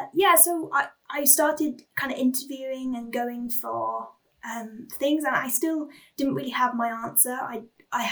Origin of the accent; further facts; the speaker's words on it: England, United Kingdom; I come from England, where you are never a stone's throw away from, you know, a pub, a taxi rank, a train station